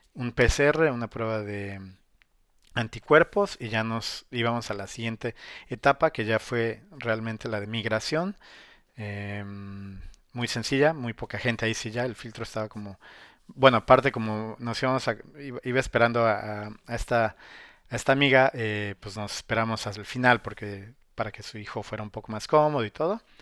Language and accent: Spanish; Mexico; also born or lived in Puebla; now in China